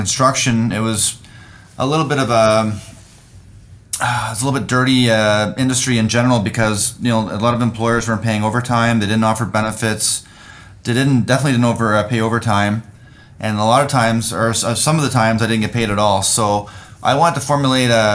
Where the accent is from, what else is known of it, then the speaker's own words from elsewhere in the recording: Rexton, New Brunswick, Canada; moved away as an adult; also born or lived in Surrey, British Columbia; I was born and raised in Rexton, New Brunswick, very small community of 700 people, east coast of Canada